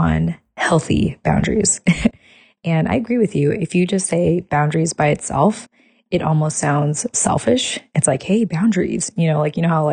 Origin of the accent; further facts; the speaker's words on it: United States; us having been, you know, born and raised as American